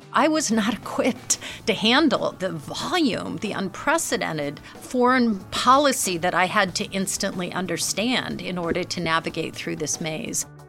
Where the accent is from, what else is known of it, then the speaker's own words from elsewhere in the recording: United States; as an American uh, CEO, woman led